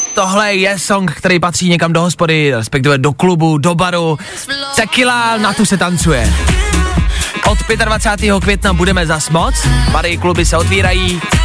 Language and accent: Czech; Plzeň, Plzeň Region, Czechia; já jsem z Plzně